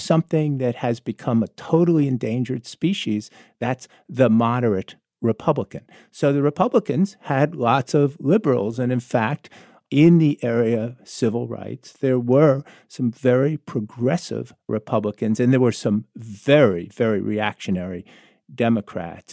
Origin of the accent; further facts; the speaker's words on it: South Florida, United States; I grew up in South Florida